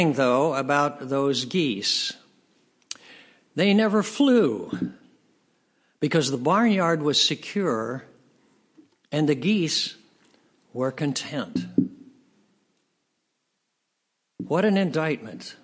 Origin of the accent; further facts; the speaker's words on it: United States; As an American